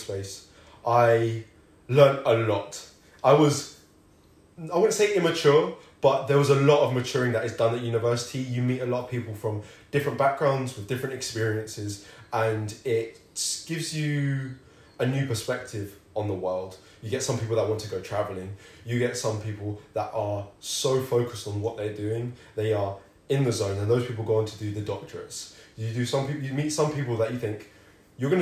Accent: London, United Kingdom; moved away as an adult; also born or lived in Manchester; I am from London

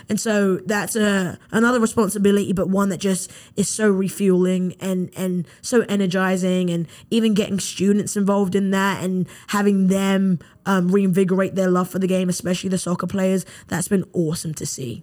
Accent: London, United Kingdom; moved away as an adult; now in Mobile, United States; growing up in London, England

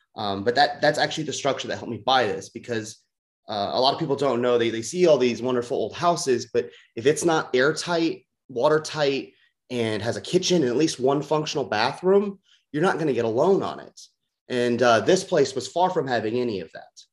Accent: St. Louis, Missouri, United States; moved away as an adult; also born or lived in Los Angeles, United States; I'm from the St. Louis region, um, but I lived in LA for about nine years

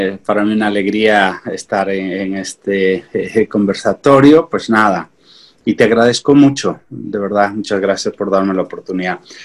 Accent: San Miguel, Ayacucho, Peru; yo crecí en el campo, soy de San Miguel Amar Ayacucho

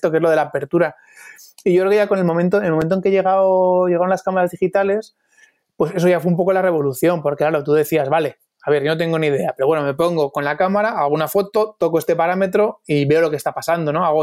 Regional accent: Torrejón de Ardoz, Community of Madrid, Spain; also born or lived in London; now in Madrid, Spain; Sí, soy de Torrejón de Ardoz, sí. Ahora vivo en, el centro de Madrid, pero vamos, eh, todavía en Torrejón de Ardoz.

